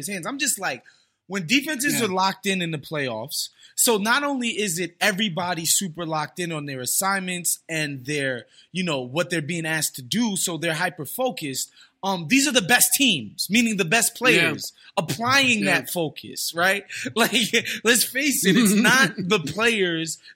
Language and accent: English; New York City, New York, United States; as a New Yorker